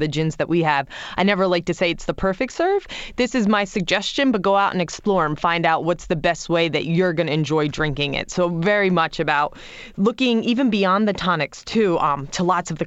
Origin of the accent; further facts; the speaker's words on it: United States; also born or lived in England; now in United Kingdom; being American, when I first came over to England